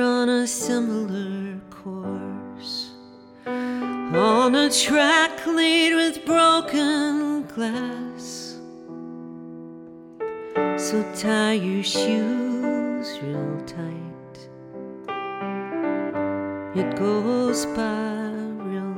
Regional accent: Southern California, United States; also born or lived in Memphis, Tennessee; We moved to Southern California when I was 3, and I was raised in Southern California

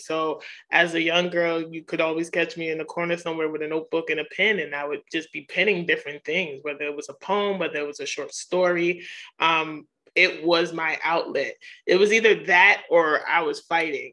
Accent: New York City, New York, United States; as a young girl growing up in Queens, New York

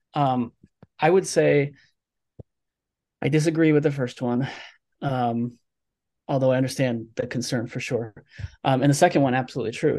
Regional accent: Nebraska, United States; I'm from Nebraska, right? The middle of the country.

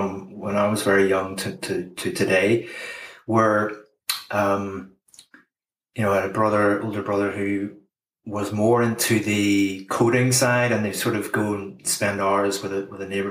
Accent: Bangor, Northern Ireland, United Kingdom; I grew up in Bangor.

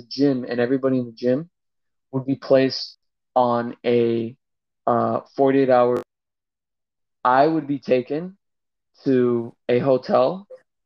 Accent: West Coast, United States; now in Shanghai, China; I'm from the West Coast.

